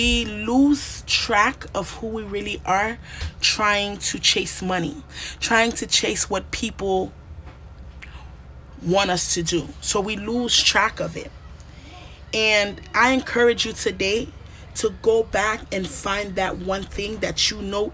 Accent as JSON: {"language": "English", "country": "Haiti", "tie": "born or raised there", "said": "growing up in Haiti, at my age, during my time"}